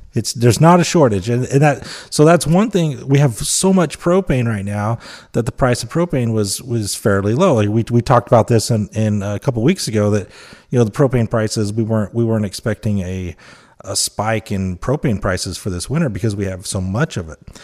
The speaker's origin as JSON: {"language": "English", "region": "Utah", "country": "United States", "said": "I'm from Utah"}